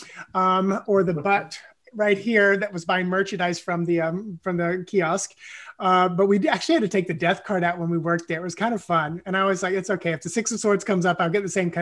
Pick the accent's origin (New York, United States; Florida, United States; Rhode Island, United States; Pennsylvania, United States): Florida, United States; Polk County; now in Orlando, United States; born and raised in Polk County, Florida.